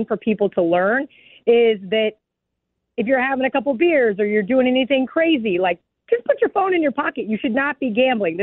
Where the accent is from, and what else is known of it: Kansas, United States; born or raised there; moved away as an adult; now in Las Vegas, United States